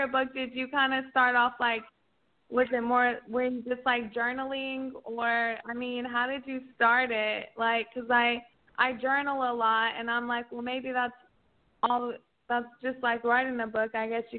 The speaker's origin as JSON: {"language": "English", "region": "Oklahoma", "country": "United States", "moved": "yes", "lives_now": "Dallas, United States", "said": "I'm from Oklahoma, but I live in Dallas."}